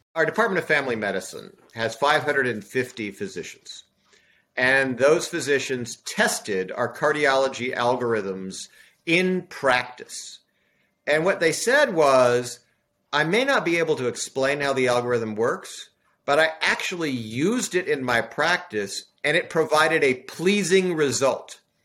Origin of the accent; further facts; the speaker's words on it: Southern California, United States; moved away; also born or lived in Des Moines, Iowa / Sherborn, Massachusetts; I was born in Des Moines, Iowa, but in the 60s moved to Southern California.